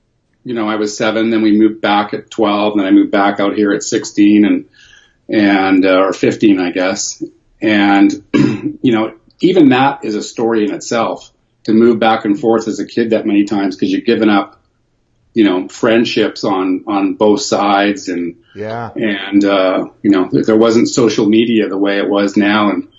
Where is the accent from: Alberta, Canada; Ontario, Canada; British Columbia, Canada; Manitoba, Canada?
Ontario, Canada; Toronto; born there; Well, I was born in Toronto, so I was born on the East Coast